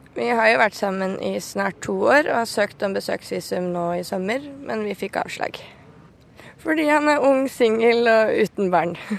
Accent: Norway; Nå har jeg akkurat begynt å jobbe i fast jobb hjemme i Norge

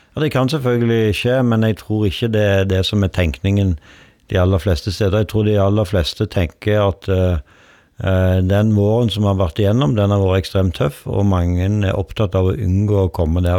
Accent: Rogaland, Norway; now in Oslo, Norway; hjemme i Rogaland

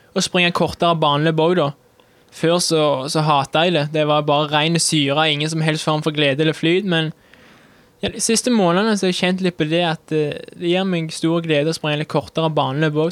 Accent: Vold, Jæren, Rogaland, Norway; accent: rural Sør-Vestlandet dialect; Jeg kommer fra Vold på Jæren. Det er rundt ti minutter med bil sør for Sandnes.

